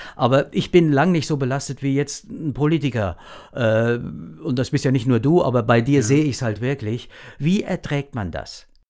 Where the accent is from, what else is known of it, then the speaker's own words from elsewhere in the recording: our district near Klingenburg, Lower Franconia, Bavaria, Germany; ich selbst ja auch aus einer Heimschneiderfamilie komme